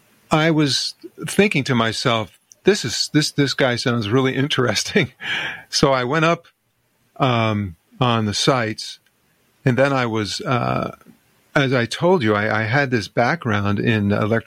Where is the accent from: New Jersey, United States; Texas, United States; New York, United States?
New Jersey, United States; moved away as an adult; now in California, United States; I'm also from New Jersey, actually.